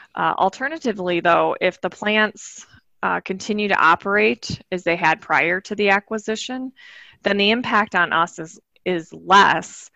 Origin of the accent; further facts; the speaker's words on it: Michigan, United States; I grew up in Michigan